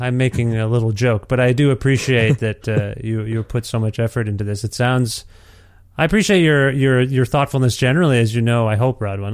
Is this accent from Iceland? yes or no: no; Alberta, Canada; born here and raised here